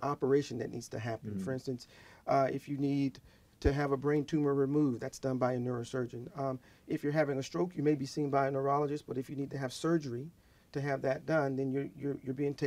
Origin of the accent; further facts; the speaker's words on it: Georgia, United States; also born or lived in Milledgeville, Georgia / Decatur, Georgia / Texas; I'm a Georgia native. I was born in Milledgeville, Georgia.